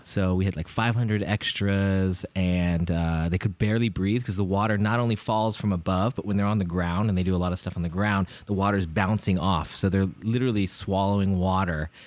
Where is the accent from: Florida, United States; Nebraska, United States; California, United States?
California, United States; Bay Area; growing up in the Bay Area